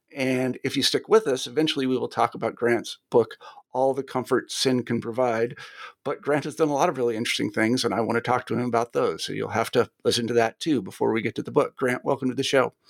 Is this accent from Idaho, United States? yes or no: no; Kansas, United States; I'm from Kansas